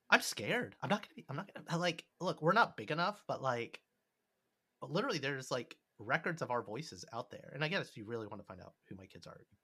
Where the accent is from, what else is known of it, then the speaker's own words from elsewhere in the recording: New York, United States; Not a friend who moved to New York. I'm from New York.